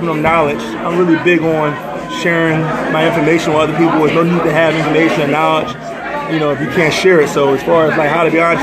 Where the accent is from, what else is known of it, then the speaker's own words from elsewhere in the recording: Philadelphia, Pennsylvania, United States; moved away as an adult; now in Atlanta, United States; I'm from North Philly, from 21st and Somerset